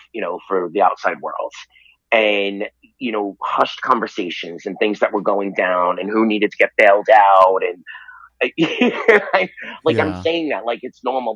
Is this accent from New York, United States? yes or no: yes; New York City, New York, United States; also born or lived in Virginia; I was born in Staten Island, New York, and I grew up there mostly